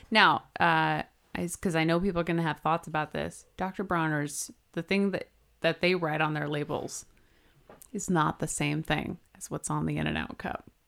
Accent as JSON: {"language": "English", "region": "California", "country": "United States", "said": "we're both from California"}